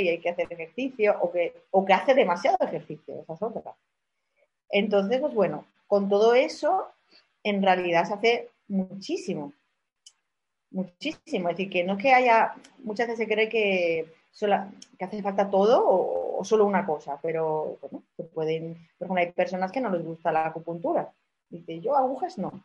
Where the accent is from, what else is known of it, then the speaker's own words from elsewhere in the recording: Málaga, Andalusia, Spain; accent: malagueño; somos aquí de Málaga